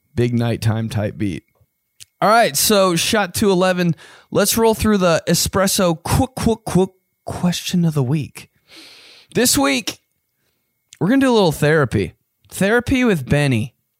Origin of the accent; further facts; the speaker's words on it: Indiana, United States; I was from Indiana